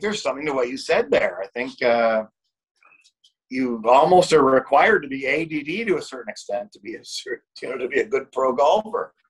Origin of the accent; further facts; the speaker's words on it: Canada; as Canadian as a as a person who is in sales his whole life